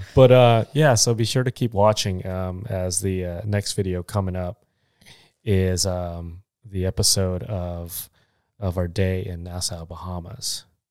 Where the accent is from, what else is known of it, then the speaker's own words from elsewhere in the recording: Philippines; 'cause I'm Filipino